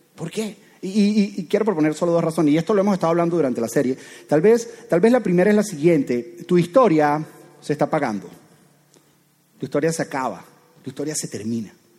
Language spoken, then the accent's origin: Spanish; Venezuela; soy venezolano